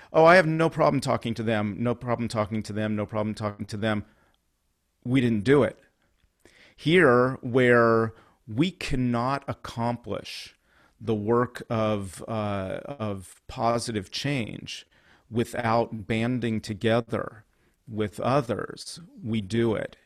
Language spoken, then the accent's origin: English; Concord, California, United States; also born or lived in Livermore, California; now in Fresno, United States; I'm born and raised in California, but I'm not from areas where there are a lot of Jews. So, there, yes, there are a lot of Jews in the Bay Area, but when you get out to Concord, where I grew up